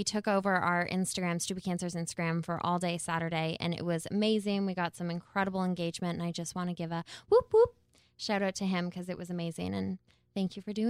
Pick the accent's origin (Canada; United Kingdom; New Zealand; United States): Canada